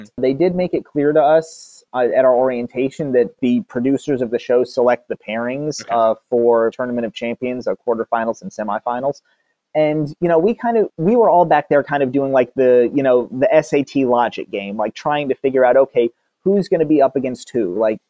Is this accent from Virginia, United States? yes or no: no; Atlanta, Georgia, United States; we're both from Atlanta